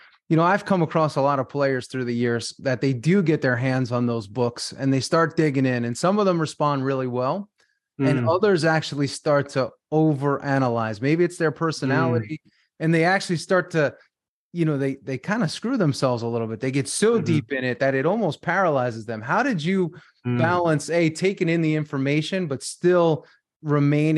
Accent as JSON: {"language": "English", "region": "New York", "country": "United States", "said": "I'm from New York"}